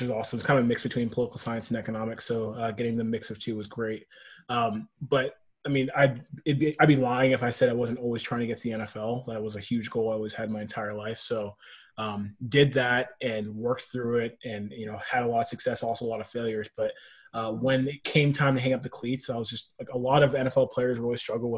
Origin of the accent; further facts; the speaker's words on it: Nashville, Tennessee, United States; moved away as an adult; also born or lived in Berkeley, California; now in Bay Area, United States; I'm actually from Nashville, Tennessee